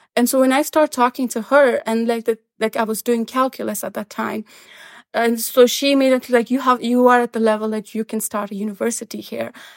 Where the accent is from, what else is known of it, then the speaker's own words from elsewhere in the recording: Kandahar, Afghanistan; moved away as an adult; now in Boston, United States; Taliban came to Kandahar, my hometown, in nineteen ninety-five